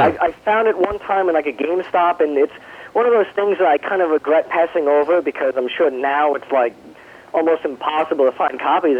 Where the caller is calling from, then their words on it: New York, United States; Hey, it's … from Long Island.